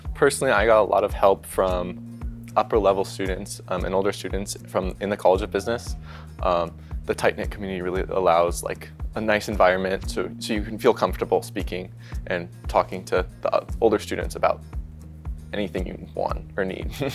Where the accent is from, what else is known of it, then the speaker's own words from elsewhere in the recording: Tucson, Arizona, United States; moved away as an adult; now in Lincoln, United States; actuarial science major from Tucson, Arizona